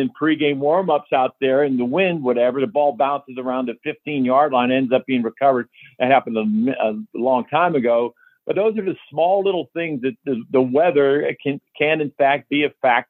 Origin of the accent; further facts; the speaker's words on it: Johnstown, Pennsylvania, United States; we had a lot of rain when I grew up in Johnstown